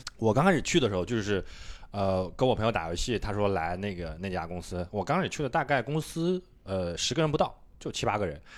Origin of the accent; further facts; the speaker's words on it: Suqian, Jiangsu, China; moved away as an adult; also born or lived in Nanjing; now in Shanghai, China; 宿迁，啊，因为我家是属于工薪阶层，然后，呃，爸妈都是属于就是算是半个农民这种